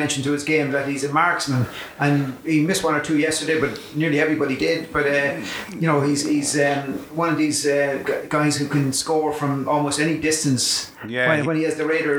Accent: Kildare, Leinster, Ireland; I'm from Kildare

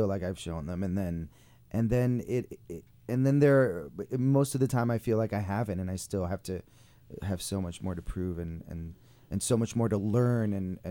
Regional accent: New York, United States; moved away as an adult; this is my, you know, it's my hometown. It's where I grew up

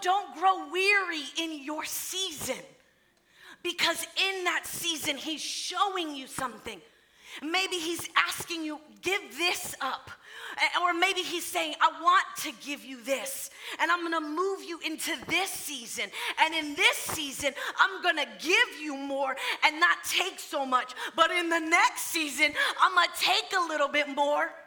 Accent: Florida, United States; moved away as an adult; I was born in Florida, raised in Florida. That's home.

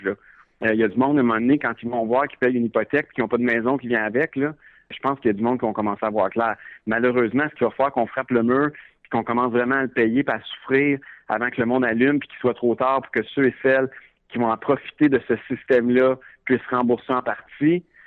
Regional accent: Quebec, Canada; en tant que Québécois, en tant que jeune

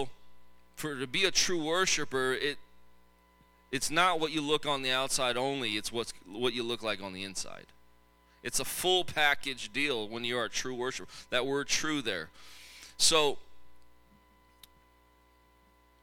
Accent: Tacoma, Washington, United States; I grew up in Tacoma.

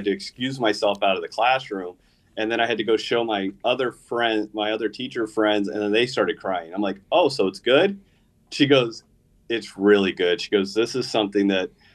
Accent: Gilbert, Arizona, United States; I grew up in Gilbert.

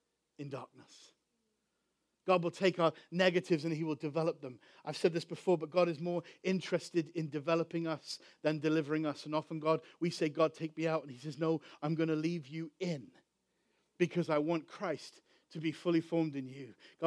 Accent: Chicago, Illinois, United States; we're from Chicago

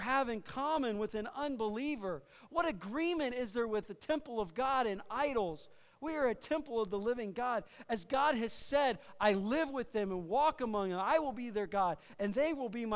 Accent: Iowa, United States; I'm from Iowa, man. Every other station's country

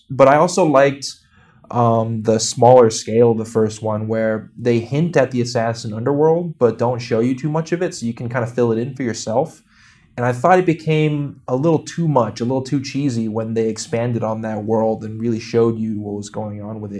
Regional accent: New York City, New York, United States; Yeah, it doesn't matter, but it's funny as a New Yorker

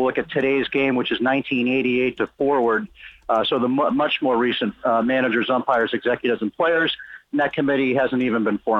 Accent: New England, United States; moved away as an adult; now in Cooperstown, United States; I grew up in New England

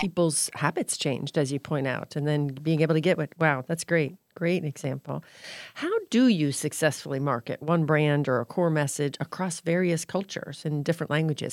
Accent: Florida, United States; now in New England, United States; I live in New England, and so, but I grew up in Florida

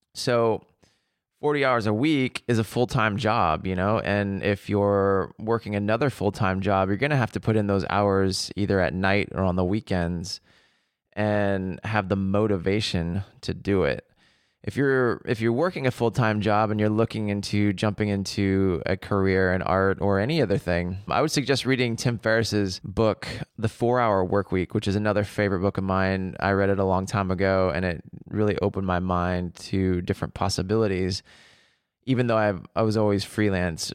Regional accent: Seattle, Washington, United States; moved away as an adult; also born or lived in Paris; I grew up in Seattle

